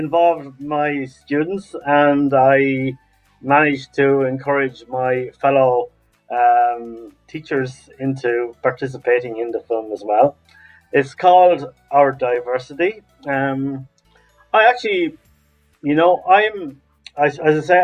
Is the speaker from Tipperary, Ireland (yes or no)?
no; Laois, Ireland; now in Dublin, Ireland; originally from County Leash here in Ireland, but I live in Dublin